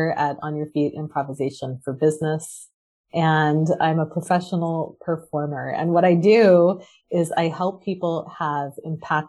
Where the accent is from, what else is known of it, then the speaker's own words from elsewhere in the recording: Waltham, Massachusetts, United States; I'm from Waltham, Massachusetts, which is just outside of Boston